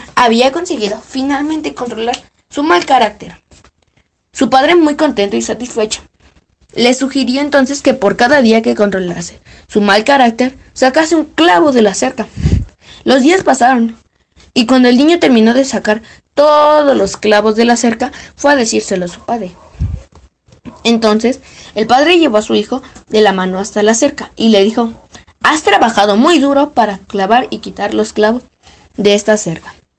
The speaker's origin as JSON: {"language": "Spanish", "region": "Mexico City", "country": "Mexico", "said": "Soy de la Ciudad de México."}